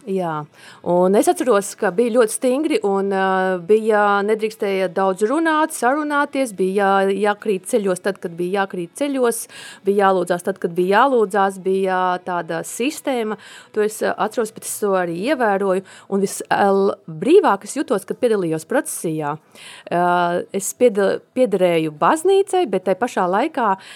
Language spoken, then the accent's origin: Latvian; Latgale, Latvia; now in Sigulda, Latvia; es esmu no Latgales un man ticība ir saknēs manā ģimenē